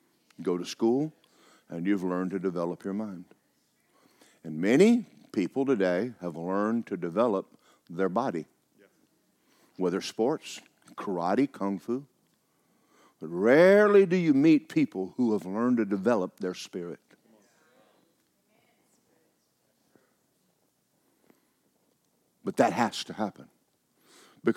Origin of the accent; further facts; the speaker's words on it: Georgia, United States; I was raised in Georgia.